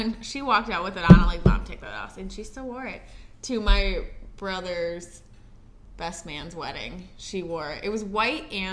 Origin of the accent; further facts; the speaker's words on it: Michigan, United States; I'm from Michigan